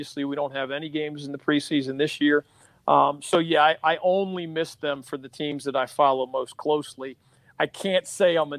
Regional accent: Philadelphia, Pennsylvania, United States; moved away; I grew up in Philadelphia

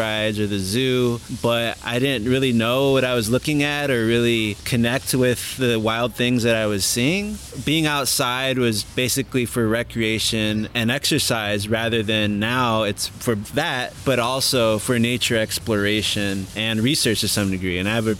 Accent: Los Angeles, California, United States; I grew up here in Los Angeles, actually right across the street from Griffith Park, which is one of the biggest city parks in the country.

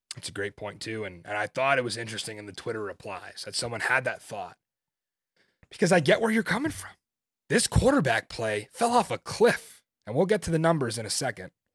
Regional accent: Northeast, United States; we're from the Northeast

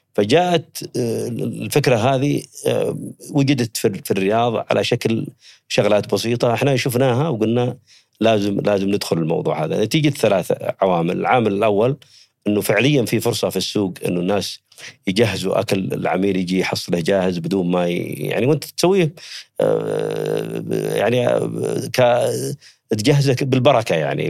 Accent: Yemen; also born or lived in Saudi Arabia; now in Riyadh, Saudi Arabia; أنا ولدت في حدود ال- المملكة العربية السعودية، أنا من اليمن. المنطقة هذه منطقة حدودية، يعني بين- بين المملكة وبين اليمن.

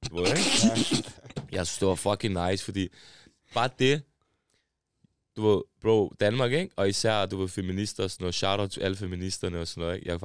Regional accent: Pakistan; accent: Indian; jeg har det der indisk accent, ikke? jeg sværger. Jeg ved ikke, hvorfor, bro. Indisk accent. Måske det er, fordi jeg har vokset op i Pakistan

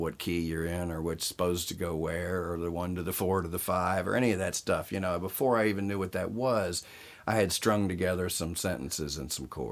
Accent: Southern Virginia, United States; moved away as an adult; now in Los Angeles, United States; In Southern Virginia, and outlaw country was big in my hometown

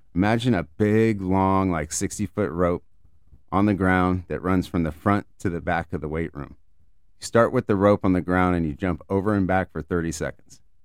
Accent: San Mateo, California, United States; I came from Junipero Serra in San Mateo

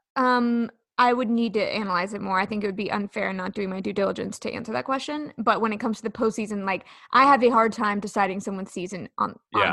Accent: Sacramento, California, United States

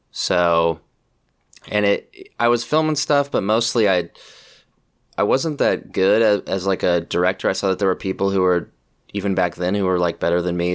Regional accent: Pleasant Hill, California, United States; I grew up in Pleasant Hill, California, which is like in the East Bay

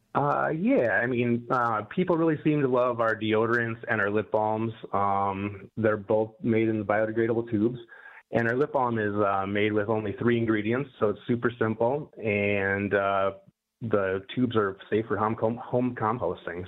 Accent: Minneapolis, Minnesota, United States; moved away as an adult; now in Detroit, United States; I was raised in Minneapolis

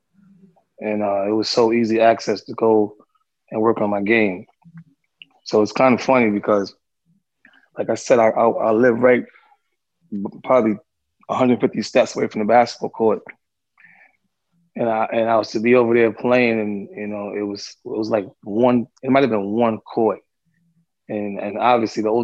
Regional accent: New York City, New York, United States; also born or lived in Harlem; I'm from Fort Greene. I got family right next door.

